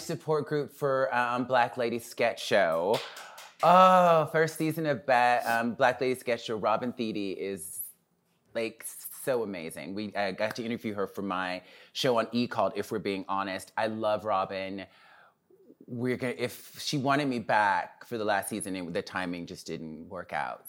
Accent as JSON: {"language": "English", "town": "Mobile", "region": "Alabama", "country": "United States", "tie": "born or raised there", "also_born_or_lived": "Birmingham, Alabama / New York", "moved": "yes", "said": "I'm from Mobile, Alabama"}